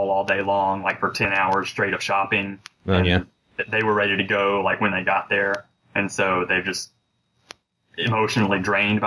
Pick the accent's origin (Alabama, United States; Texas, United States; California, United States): Alabama, United States; moved away; I'm originally from Alabama, and we have a farm that's on the Georgia border